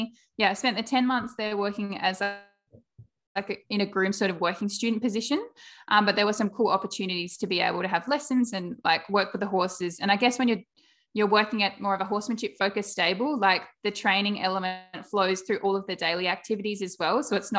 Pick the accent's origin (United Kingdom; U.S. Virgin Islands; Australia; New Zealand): Australia; South Australia; I am from South Australia